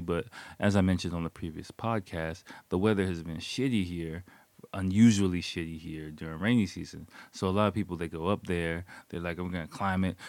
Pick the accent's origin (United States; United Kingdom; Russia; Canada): United States; now in Japan; I'm American